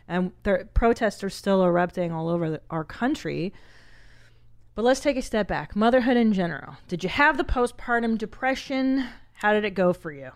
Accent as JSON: {"language": "English", "town": "Los Angeles", "region": "California", "country": "United States", "tie": "born or raised there", "said": "I grew up in Los Angeles, and we're very, for the most part, progressive."}